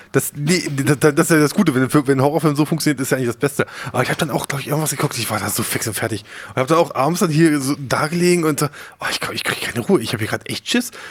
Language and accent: German; Harz, Germany; Ich komme aus dem Harz